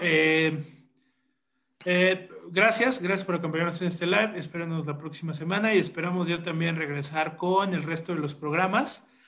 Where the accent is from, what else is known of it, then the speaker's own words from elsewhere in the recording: State of Mexico, Mexico; soy morro del Estado de México